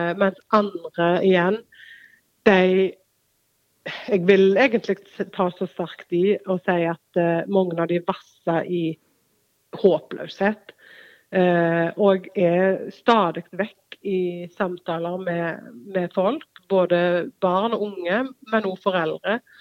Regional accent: Norway; så er jeg født og oppvokst på Vea

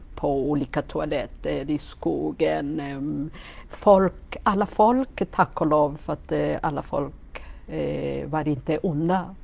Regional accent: Gisenyi, Western Province, Rwanda; Swedish is a second language; moved away as an adult; also born or lived in Forshaga, Sweden; now in Karlstad, Sweden; jag eh, född och uppväxt i Rwanda

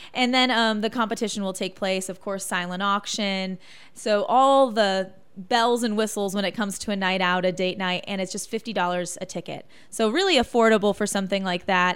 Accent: Michigan, United States; moved away as an adult; also born or lived in Chicago / Joplin, Missouri / Louisiana / Arkansas; now in Indiana, United States; I grew up in Michigan, went to school in Chicago

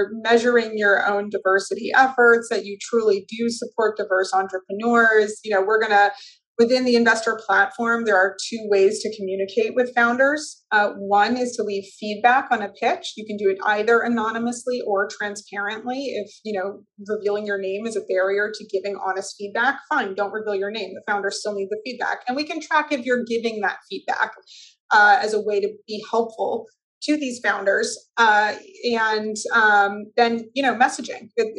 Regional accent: Weston, Massachusetts, United States; also born or lived in Sharon, Massachusetts; I lived in Weston until I was in the middle of my sophomore year of high school, and then we moved down to Sharon.

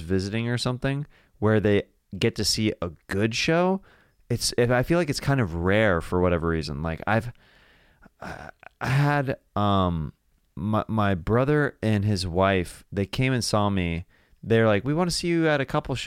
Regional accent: Kansas City, Missouri, United States; I'm a barbecue guy. I'm from Kansas City.

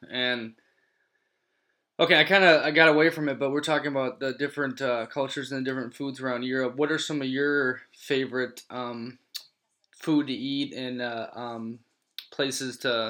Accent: United States; moved away; being an American

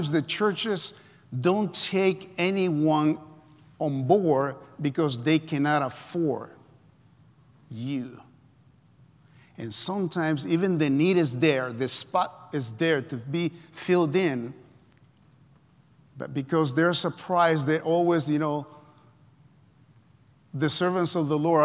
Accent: El Salvador; moved away as an adult; I come from Central America, El Salvador. I came when I was 20 years old.

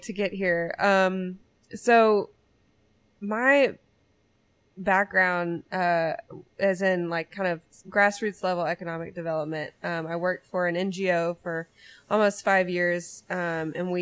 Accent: Louisiana, United States; now in Northwest Arkansas, United States; I grew up in Louisiana

